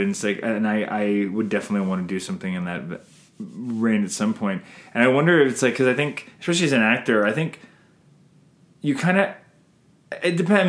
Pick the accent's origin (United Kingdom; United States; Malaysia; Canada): Canada